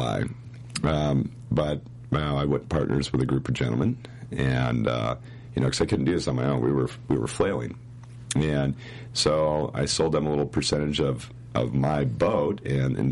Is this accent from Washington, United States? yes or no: yes; Monroe, Washington, United States; My hometown, Monroe, Washington, that's where, like, the hometown of Derry Gould is, Cowtown. Five of us grew up together